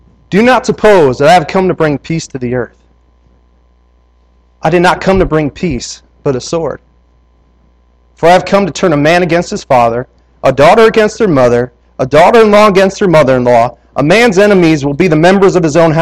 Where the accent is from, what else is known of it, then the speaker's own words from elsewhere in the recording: Wisconsin, United States; I'm from Wisconsin